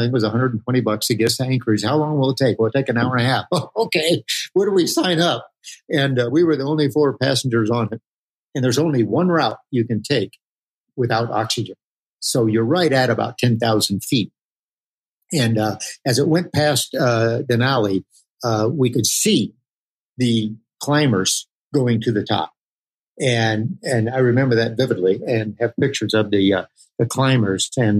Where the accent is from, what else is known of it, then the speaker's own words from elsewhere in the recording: Germany; my parents were international missionaries. And so we grew up in Germany